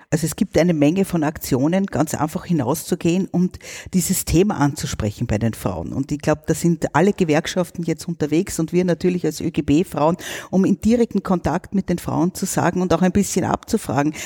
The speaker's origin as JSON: {"language": "German", "country": "Austria", "said": "bei uns in Österreich"}